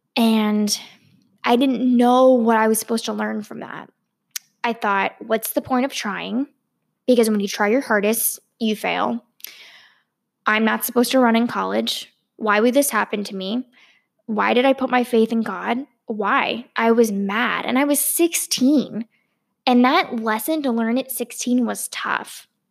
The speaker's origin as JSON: {"language": "English", "region": "Virginia", "country": "United States", "tie": "born or raised there", "said": "I grew up in Virginia"}